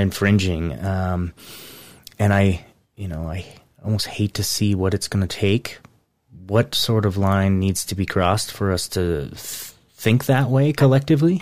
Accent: United States; I'm an American and I'm patriotic through and through

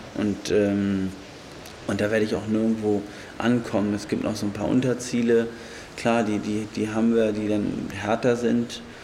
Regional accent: Germany; bei uns in Deutschland

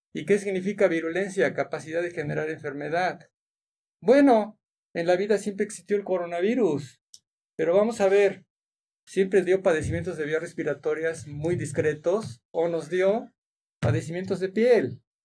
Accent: Mexico; nuestras costumbres como mexicanos

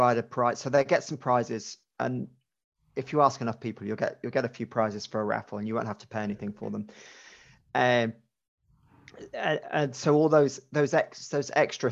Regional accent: Cheltenham, South West England, United Kingdom; I grew up in Cheltenham

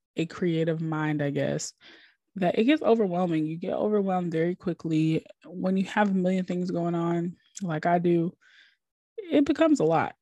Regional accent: Minnesota, United States; now in Atlanta, United States; I'm originally from Minnesota

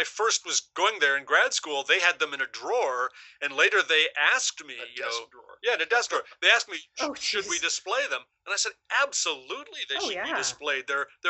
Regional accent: Hudson, Ohio, United States; my hometown of Hudson, Ohio

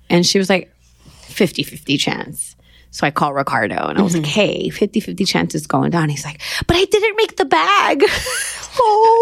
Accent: Los Angeles, California, United States; Born and raised in Los Angeles, mid city

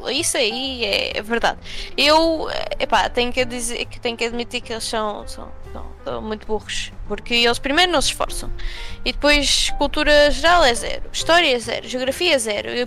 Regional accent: Portugal; now in United States; sou de Portugal

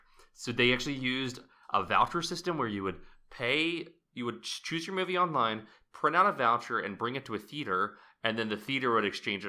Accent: Texas, United States; now in Bay Area, United States; I'm a Texan.

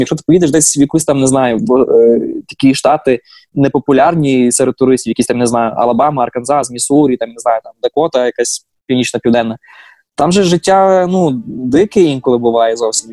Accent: Ukraine; moved away as an adult; now in Washington, United States; я з України

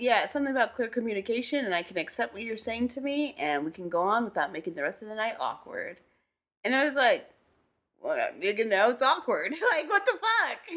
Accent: Southern California, United States; as a Southern California kid?

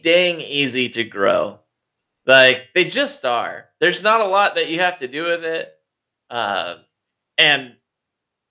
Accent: Georgia, United States; moved away as an adult; also born or lived in Utah; I lived in Georgia for most of my life

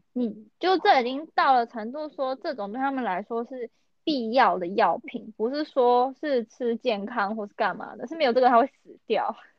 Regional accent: northern Taiwan, Taiwan; 我是北部人，所以我真的脱离不了捷运

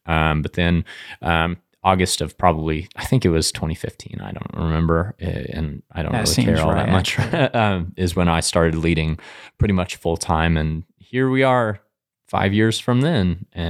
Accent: Denver, Colorado, United States; now in Hays, United States; I'm from Denver. Yes. It's amazing there. My parents still live there. My sister still lives there as well. But I still cling to that Coloradan identity, even though I've been in Hayes almost 10 years now.

